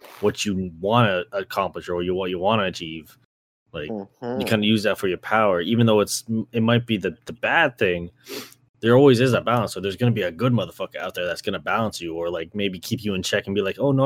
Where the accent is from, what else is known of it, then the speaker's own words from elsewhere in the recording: Canada; as a Canadian